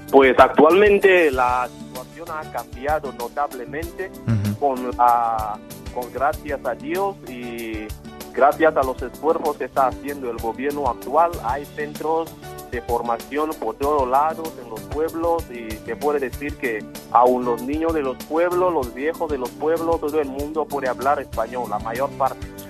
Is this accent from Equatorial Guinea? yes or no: yes; Equatorial Guinea; Pues soy de Guinea Ecuatorial. Mi ciudad natal es eh, la tercera ciudad más grande de Guinea Ecuatorial, Eín